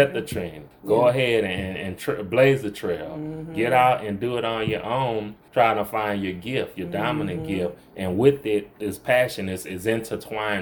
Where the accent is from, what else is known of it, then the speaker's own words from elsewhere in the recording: New Orleans, Louisiana, United States; moved away as an adult; now in Monroe, United States; I'm originally from New Orleans. That's where I grew up, and my formative years were spent there